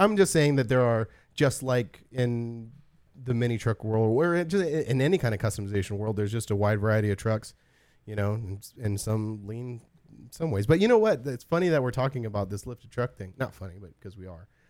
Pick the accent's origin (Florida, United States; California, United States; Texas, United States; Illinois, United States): California, United States; Southern California high desert, United States; growing up in SoCal, in the high desert